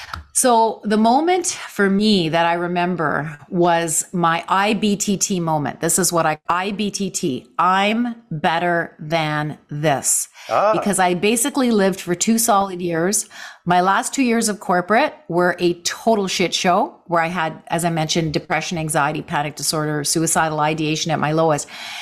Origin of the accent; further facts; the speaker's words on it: Canada; So we have that connection, Ken. We're both Canadian actors.